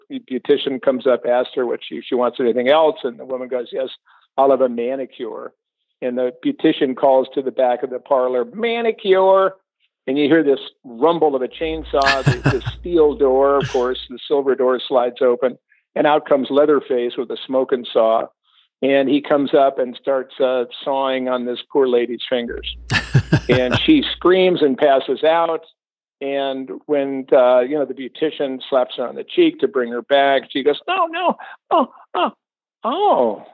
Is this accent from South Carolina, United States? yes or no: no; Barrington, Illinois, United States; moved away as an adult; also born or lived in Boston / New York; my little hometown of Barrington, Illinois.